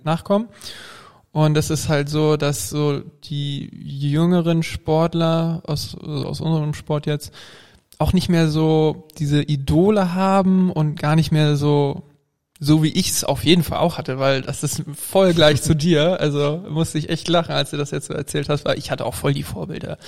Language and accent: German; Flensburg, Schleswig-Holstein, Germany; Ich komme nämlich aus dem Norden, aus Flensburg